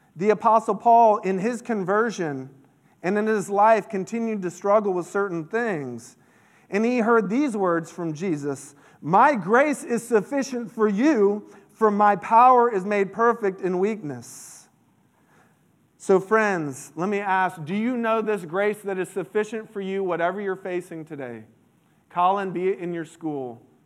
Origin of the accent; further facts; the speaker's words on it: Central Florida, United States; I grew up in Central Florida